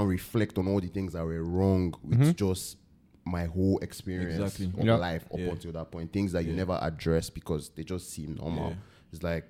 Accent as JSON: {"language": "English", "country": "Nigeria", "tie": "born or raised there", "moved": "as an adult", "said": "up until I moved away from Nigeria"}